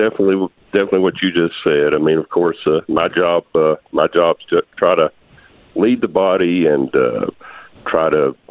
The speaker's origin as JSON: {"language": "English", "town": "Texarkana", "region": "Arkansas", "country": "United States", "tie": "born or raised there", "also_born_or_lived": "Ashdown, Arkansas", "said": "I've actually lived in Ashdown, a little city outside of Texarkana, a few miles for a while. But grew up in Texarkana. My family had a farm."}